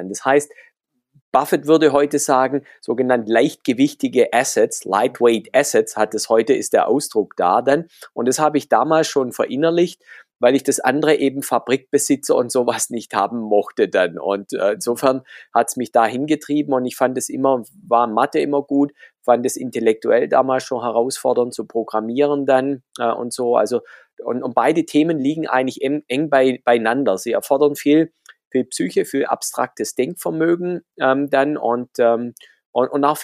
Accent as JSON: {"language": "German", "region": "Baden-Württemberg", "country": "Germany", "accent": "Swabian", "said": "ich komme ja aus dem Schwabenland, das hört man ab und zu raus."}